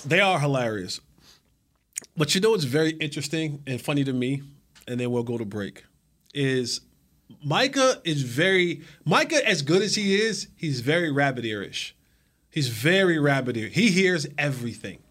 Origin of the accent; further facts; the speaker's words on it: New Jersey, United States; now in Texas, United States; my home state, the Garden State.